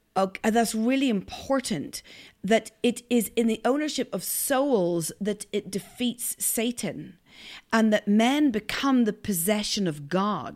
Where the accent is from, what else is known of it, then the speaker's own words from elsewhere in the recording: north coast of Ireland, Northern Ireland, United Kingdom; accent: Northern Irish; My accent is from the north coast of Ireland